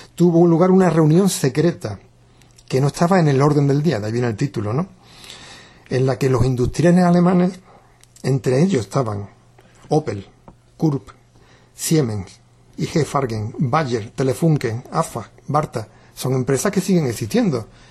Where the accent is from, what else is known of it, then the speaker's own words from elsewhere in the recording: Jerez de la Frontera, Andalusia, Spain; desde que se creó Ecologistas en Acción en mi pueblo, yo soy de Jerez de la Frontera